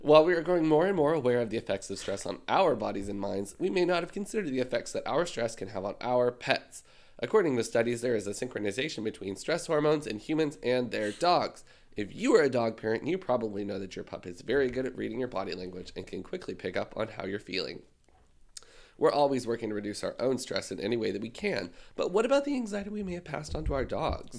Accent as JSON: {"language": "English", "country": "Canada"}